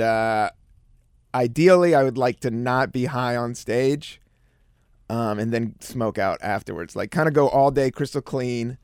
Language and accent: English; East Coast, United States; moved away as an adult; also born or lived in San Francisco; now in New York, United States; I was from the East Coast.